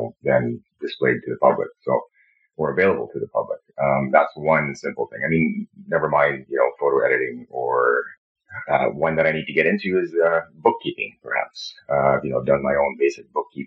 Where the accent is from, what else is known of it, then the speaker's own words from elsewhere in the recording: Canada; I'm Canadian. I live in Canada